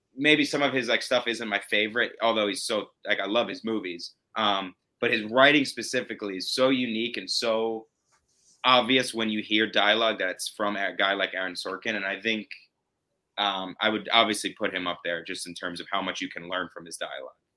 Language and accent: English; New York, United States; If I'm from New York and I'm Italian